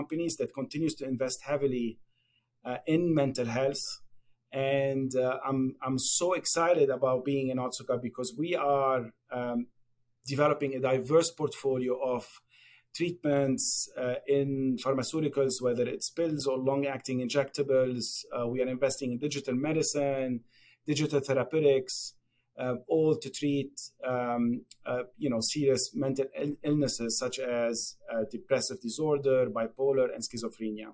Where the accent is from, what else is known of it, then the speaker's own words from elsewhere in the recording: Lebanon; moved away as an adult; also born or lived in Japan; now in United States; as probably you can guess from my accent, I was born and raised in Lebanon.